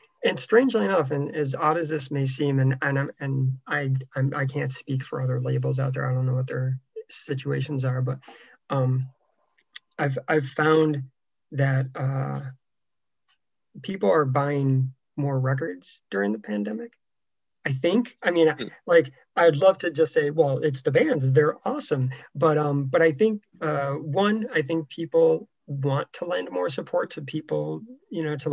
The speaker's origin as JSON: {"language": "English", "town": "Syracuse", "region": "New York", "country": "United States", "tie": "born or raised there", "said": "grew up in the Syracuse, New York area"}